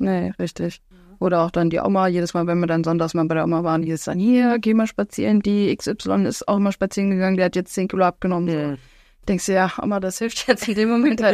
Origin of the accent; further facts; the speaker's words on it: Alsfeld, Hesse, Germany; ich komme aus Alsfeld